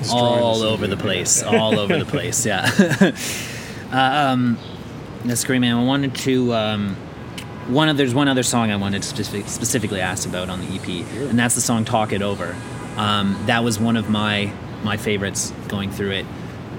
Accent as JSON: {"language": "English", "country": "Ireland", "said": "I mean, I'm Irish, so maybe that's why too, but I got that … vibe right away."}